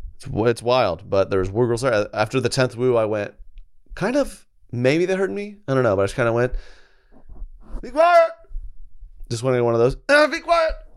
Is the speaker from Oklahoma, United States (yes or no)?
yes; Oklahoma, United States; Where I'm from Oklahoma